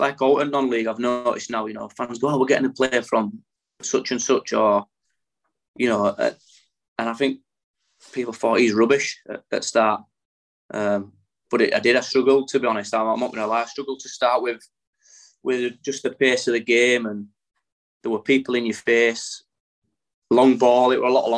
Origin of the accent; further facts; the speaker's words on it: England, United Kingdom; I was English